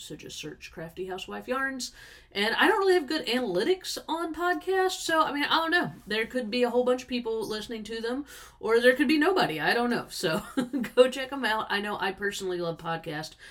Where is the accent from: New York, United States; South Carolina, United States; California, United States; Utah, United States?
South Carolina, United States; also born or lived in Eastern Washington; now in Tennessee, United States; we're from South Carolina, even though we're in Tennessee at now.